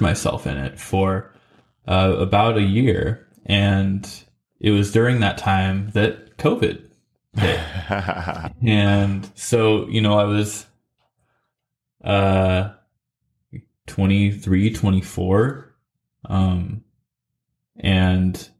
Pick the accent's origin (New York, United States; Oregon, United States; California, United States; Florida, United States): Oregon, United States; McMinnville; also born or lived in Salem, Oregon / Nashville, Tennessee; my hometown of McMinnville